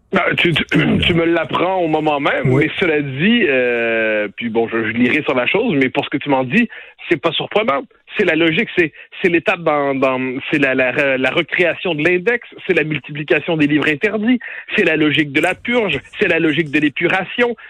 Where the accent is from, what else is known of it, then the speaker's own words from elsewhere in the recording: Quebec, Canada; chez nous au Québec